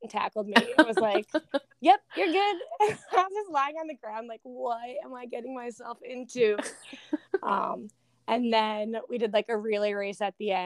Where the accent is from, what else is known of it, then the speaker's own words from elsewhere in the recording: Connecticut, United States; also born or lived in Sydney, Australia; growing up in Connecticut